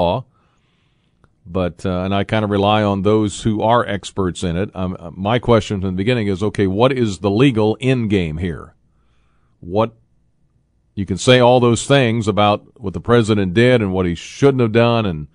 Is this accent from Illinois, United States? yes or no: yes; Tolono, Illinois, United States; now in Champaign-Urbana, United States; the Tolono Fun Days that are going on in my hometown this weekend